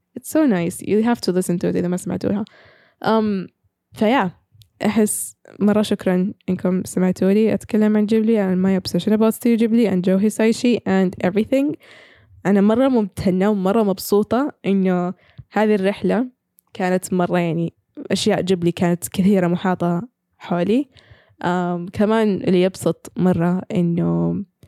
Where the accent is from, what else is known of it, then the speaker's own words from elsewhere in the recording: Saudi Arabia; عندنا في السعوديه